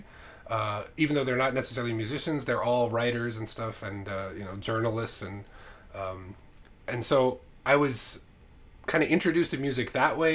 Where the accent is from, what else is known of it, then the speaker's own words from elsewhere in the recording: United States; also born or lived in Islamabad, Pakistan; I lived in Islamabad when I was a kid. I was born in America, then we moved to Pakistan for a few years